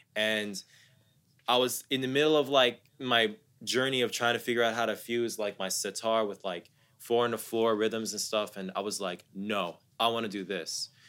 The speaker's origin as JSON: {"language": "English", "town": "Columbus", "region": "Ohio", "country": "United States", "tie": "born or raised there", "also_born_or_lived": "Dallas, Texas", "said": "I'm someone born and raised in the U S. I was born in Dallas, raised in Columbus, Ohio"}